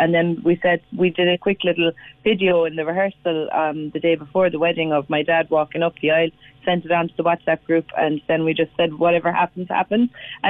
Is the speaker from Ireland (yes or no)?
yes; Cobh, Munster, Ireland; I'm from Cove.